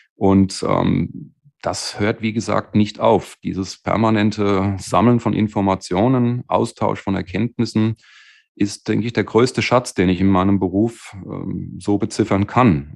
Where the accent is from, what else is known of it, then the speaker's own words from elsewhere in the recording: Bad Homburg region, Hesse, Germany; also born or lived in Wiesbaden; ich bin dann in das wunderschöne Bad Homburg wieder quasi zurück zu der Region, wo ich aufgewachsen bin